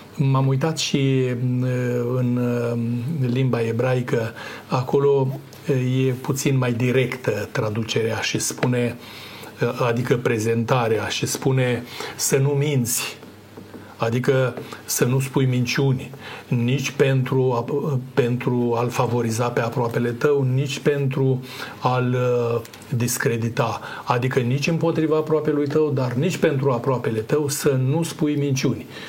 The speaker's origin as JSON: {"language": "Romanian", "country": "Romania", "said": "noi ca români"}